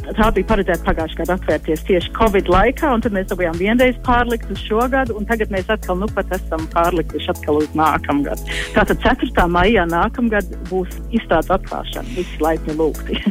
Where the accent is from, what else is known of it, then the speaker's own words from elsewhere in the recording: Queensland, Australia; moved away as an adult; also born or lived in Canada; now in Latvia; īstenībā es esmu uzaugusi Austrālijā, jo tēvs jau strādāja universitātē Austrālijā, Kvinslendē, un tur es arī uzaugu